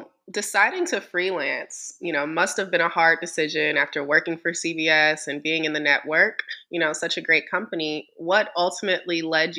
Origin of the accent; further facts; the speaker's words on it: Atlanta, Georgia, United States; I was born and raised in Atlanta, Georgia.